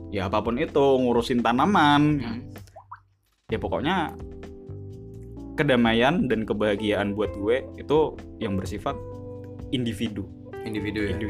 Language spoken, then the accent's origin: Indonesian; Bali, Indonesia; jadi gue dulu tuh lahir di Bali ya hmm. uh, kecil gue di Bali juga sampai gue SD